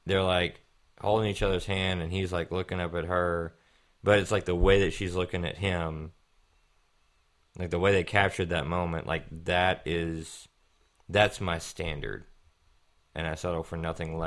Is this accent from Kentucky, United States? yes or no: yes; Kentucky, United States; moved away; I was raised in Kentucky and not down here